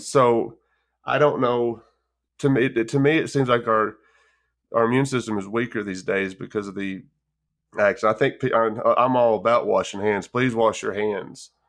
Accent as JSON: {"language": "English", "region": "West Texas", "country": "United States", "tie": "born or raised there", "said": "as a kid, I grew up in West Texas"}